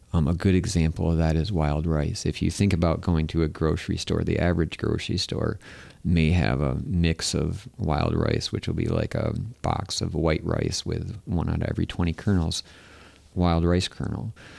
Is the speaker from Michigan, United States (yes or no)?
yes; Michigan, United States; I'm from Michigan